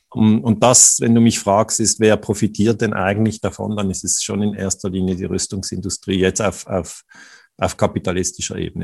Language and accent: German; Switzerland